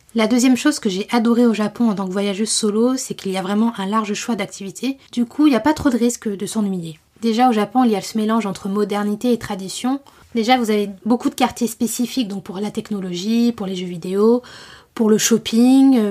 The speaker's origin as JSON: {"language": "French", "town": "Paris", "region": "Île-de-France", "country": "France", "said": "je venais de Paris"}